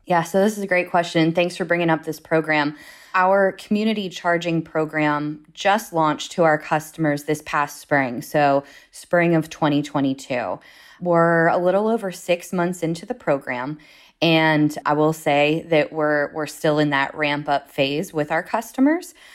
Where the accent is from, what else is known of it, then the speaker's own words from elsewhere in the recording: Pittsburgh, Pennsylvania, United States; moved away as an adult; also born or lived in Washington, D.C.; now in Pittsburgh, United States; I'm originally from the Pittsburgh area